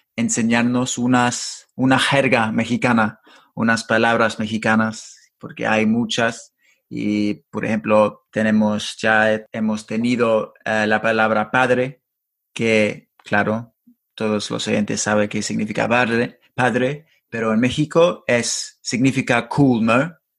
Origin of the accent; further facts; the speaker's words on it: London, United Kingdom; Spanish is a second language; Yo soy del sur, de Londres.